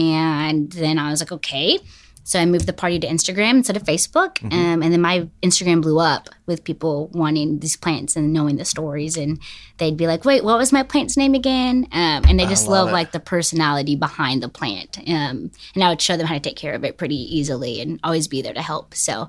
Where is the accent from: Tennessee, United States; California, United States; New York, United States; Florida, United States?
Tennessee, United States; Smyrna; also born or lived in Franklin; I was born in Franklin, and then I grew up in Smyrna, Tennessee, if you know where that is.